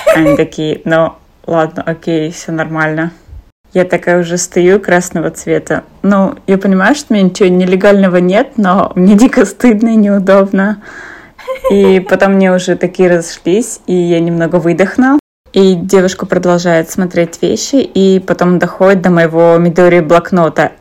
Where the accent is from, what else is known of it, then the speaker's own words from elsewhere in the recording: Kazakhstan; я из Казахстана